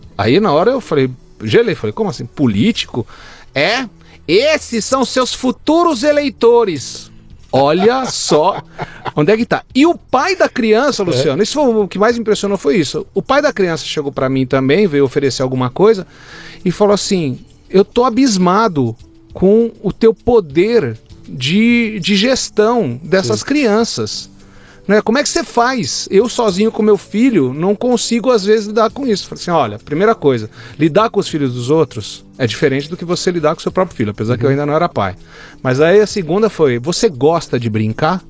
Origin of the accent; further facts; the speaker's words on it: São Paulo, Brazil; moved away as an adult; Nasci em São Paulo, meus pais são italianos, genuínos né, italianos, mas que se casaram aqui no Brasil. Sim. Eu sempre morei em São Paulo